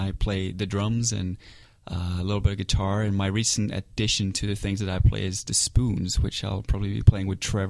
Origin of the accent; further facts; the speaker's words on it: Finland; moved away; I'm from Finland.